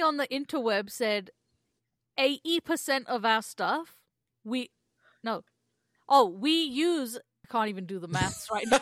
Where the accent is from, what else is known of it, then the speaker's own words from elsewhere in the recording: England, United Kingdom; now in Canada; growing up in England